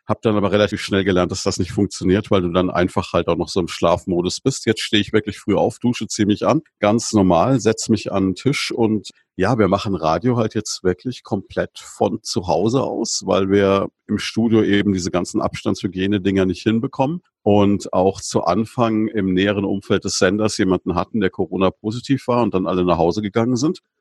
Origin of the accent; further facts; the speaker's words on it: Würzburg, Bavaria, Germany; als Würzburger